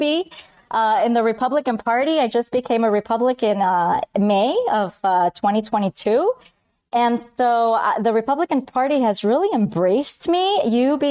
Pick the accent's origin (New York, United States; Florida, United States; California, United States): Florida, United States; Miami; also born or lived in Bogota, Colombia / Spain / Chicago; I did second grade in Miami. And the rest is history. I'm a Miami girl. Raised by my Cuban American family